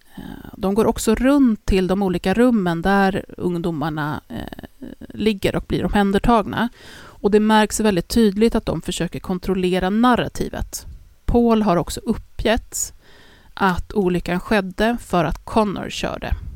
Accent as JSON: {"language": "Swedish", "town": "Stockholm", "region": "Stockholm County", "country": "Sweden", "said": "Vi är från Stockholm"}